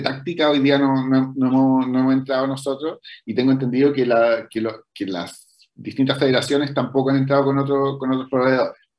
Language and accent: Spanish; Chile